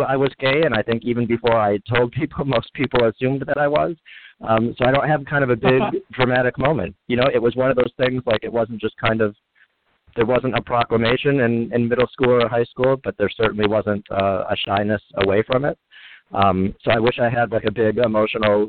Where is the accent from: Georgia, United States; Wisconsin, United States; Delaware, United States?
Wisconsin, United States; Kenosha; moved away as an adult; also born or lived in Chicago, Illinois / Indiana / Los Angeles, California; I was born in Kenosha, Wisconsin, and grew up kind of in that area, about an hour north of Chicago.